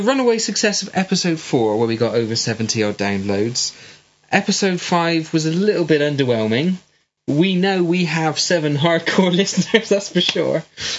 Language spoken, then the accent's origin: English; West Country, South West England, United Kingdom; accent: West Country; I've got a West Country accent because I'm from the West Country.